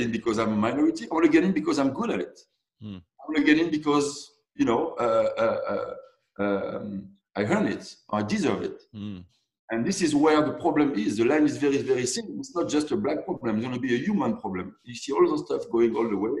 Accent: Côte d’Ivoire; now in Montreal, Canada; I'm from the Ivory Coast.

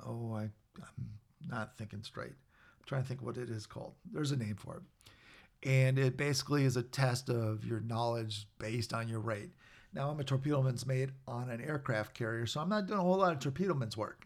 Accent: Minnesota, United States; I was a guy from Minnesota.

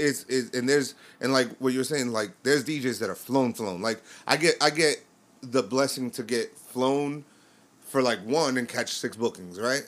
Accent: New York, United States; I'm from New York.

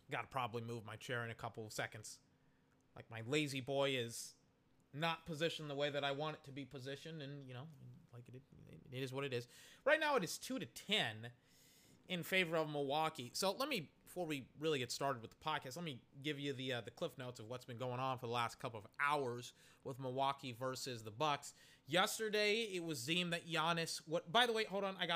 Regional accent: United Kingdom; I'll just sound pretentious, and essentially that's a part of being British.

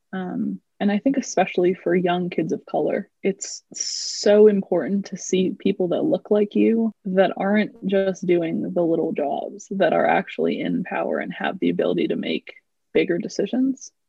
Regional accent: United States; i am indian um, i was born in the US. So I've never actually lived in India, uh, but both of my parents are immigrants

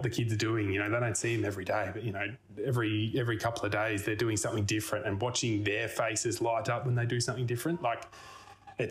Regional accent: Albury, New South Wales, Australia; also born or lived in Mornington, Victoria / Melbourne; I was born down in Mornington before it was really cool. And then mum and dad moved up to Albury Wodonga

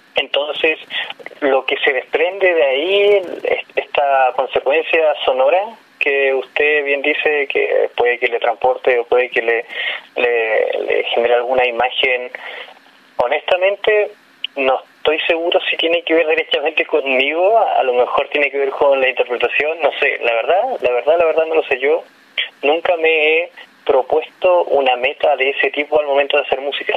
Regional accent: Tierra del Fuego, Magallanes and Chilean Antarctica, Chile; evidentemente soy de allá, de Tierra del Fuego

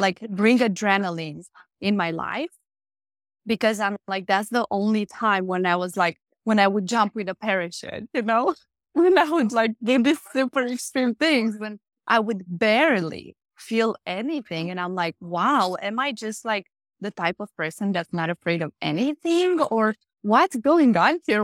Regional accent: Romania; I grew up Catholic in Romania

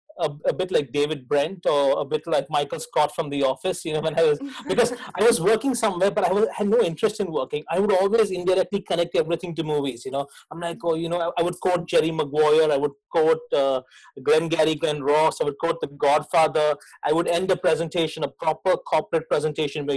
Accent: Mumbai, Maharashtra, India; moved away as an adult; also born or lived in Bournemouth; I was born in Mumbai. So it used to be called Bombay, now it's Mumbai in India, and grew up in a fairly low middle class, low middle class household

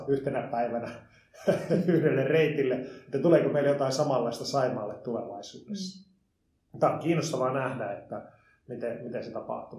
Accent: Liperi, North Karelia, Finland; also born or lived in Jyväskylä / Helsinki; now in Tampere, Finland; mä oon syntyisin Lipeistä Joensuun läheltä

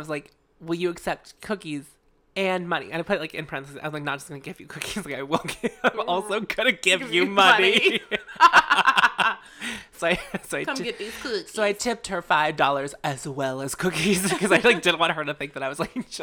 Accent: Pittsburgh, Pennsylvania, United States; I was from Pittsburgh

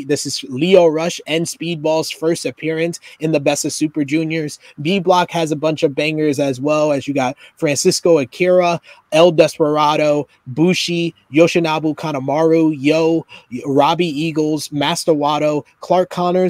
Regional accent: United Kingdom; because I'm this British kid who has done it on the indie shows

